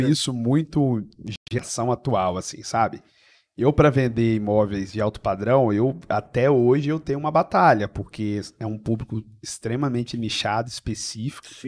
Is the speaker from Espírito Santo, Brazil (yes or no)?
yes; Serra, Espírito Santo, Brazil; Eu sou da Serra, vim de um bairro. É, o pessoal, quando escuta, fica bravo, mas é um bairro de periferia chamado Eldorado.